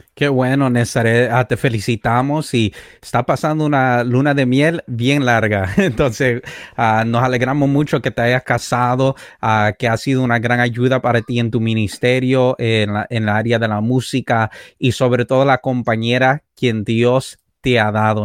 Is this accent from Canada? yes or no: yes; Canada; also born or lived in Puerto Rico; yo viví en Puerto Rico durante siete años, he viajado por los Estados Unidos y bueno, fui criado en Canadá